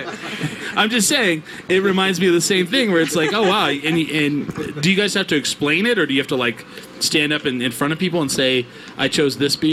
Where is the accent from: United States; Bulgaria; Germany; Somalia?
United States; rural New Mexico; born or raised there